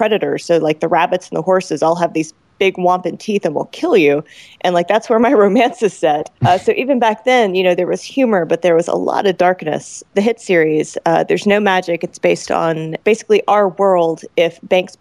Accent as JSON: {"language": "English", "town": "Roswell", "region": "Georgia", "country": "United States", "tie": "born or raised there", "said": "my hometown. So like if you go to Roswell, Georgia"}